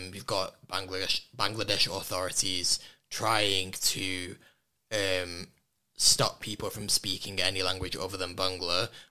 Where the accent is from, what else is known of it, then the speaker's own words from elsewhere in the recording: Warrington, North West England, United Kingdom; in Warrington, which did hit particularly hard for me given that's where my hometown as well